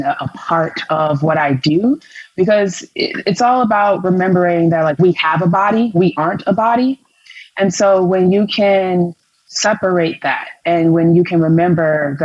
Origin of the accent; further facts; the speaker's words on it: Chicago, Illinois, United States; I'm from Chicago, Illinois